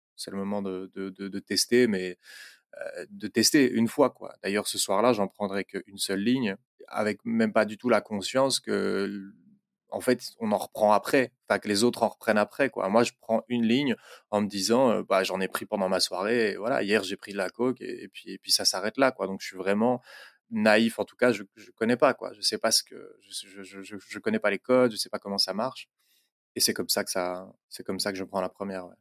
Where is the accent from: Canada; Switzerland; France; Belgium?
Belgium; also born or lived in Brussels; je suis belge, j'habite à Bruxelles